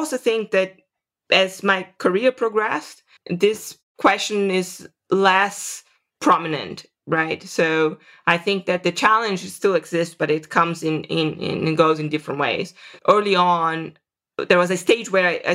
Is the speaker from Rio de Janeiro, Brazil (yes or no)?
no; Serra dos Carajás, Amazon forest, Pará, Brazil; moved away as an adult; also born or lived in Vitória, Brazil / São Paulo, Brazil; now in United States; I grew up in the Amazon forest in a place called Serra dos Carajás.